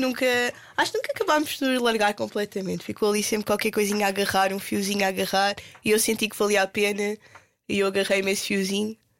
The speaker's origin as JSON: {"language": "Portuguese", "country": "Portugal", "also_born_or_lived": "London", "moved": "as an adult", "said": "como portugueses cristãos"}